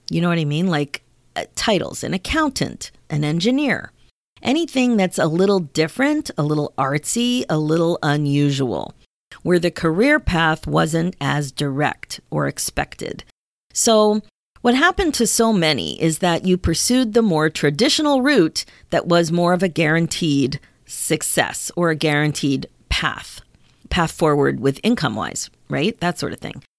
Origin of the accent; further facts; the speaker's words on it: Pennsylvania, United States; also born or lived in Ontario, Canada; now in Canada; I grew up in Pennsylvania. My kids grew up in Ontario. And here in Canada, we say grade nine.